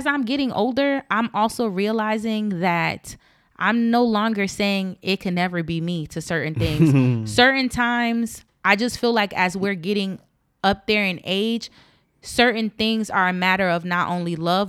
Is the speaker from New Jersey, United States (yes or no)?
yes; East Orange, New Jersey, United States; And I know growing up in East Orange